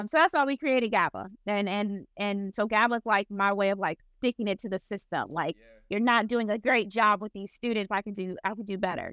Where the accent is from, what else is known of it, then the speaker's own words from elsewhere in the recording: Flint, Michigan, United States; I'm from Flint, Michigan